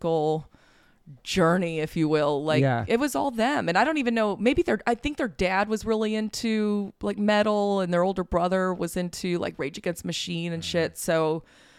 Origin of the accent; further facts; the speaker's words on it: Las Vegas, Nevada, United States; I loved growing up in Vegas